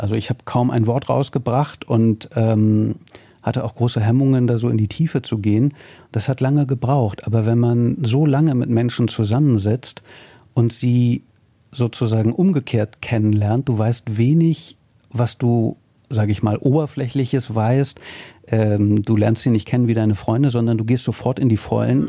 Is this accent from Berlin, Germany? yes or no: yes; Berlin, Germany; als Berliner